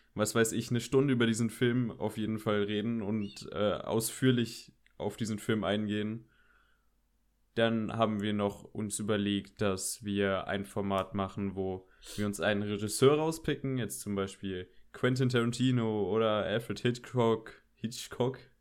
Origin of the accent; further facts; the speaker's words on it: Koblenz, Rhineland-Palatinate, Germany; ich bin auch 17 Jahre alt, ich komme aus Koblenz